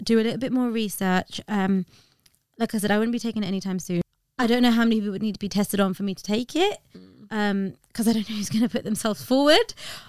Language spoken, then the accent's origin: English; India; Yeah, it's so interesting because I'm Indian, got so many doctors in the family.